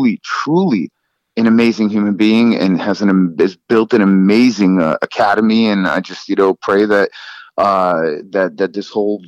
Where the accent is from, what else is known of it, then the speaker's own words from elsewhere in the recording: Los Angeles, California, United States; also born or lived in Soviet Union; I grew up in Los Angeles in San Fernando Valley